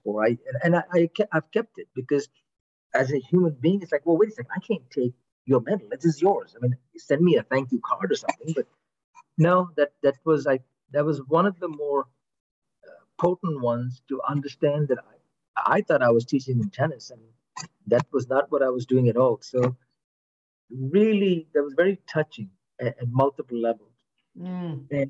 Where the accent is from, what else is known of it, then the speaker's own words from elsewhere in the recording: United States; I'm American